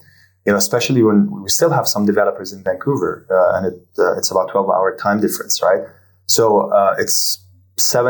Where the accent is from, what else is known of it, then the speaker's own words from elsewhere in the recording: Jordan; now in Abu Dhabi, United Arab Emirates; I'm originally from Jordan